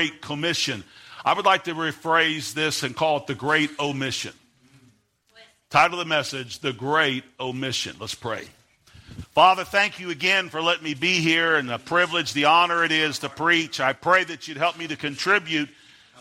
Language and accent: English; United States; I'm an American